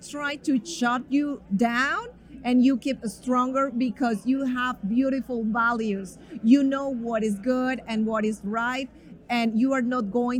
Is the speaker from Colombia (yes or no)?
yes; Colombia; now in United States; I came from Colombia